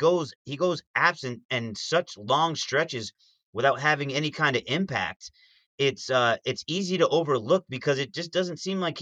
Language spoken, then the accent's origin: English; United States; Maybe I'm just an American fan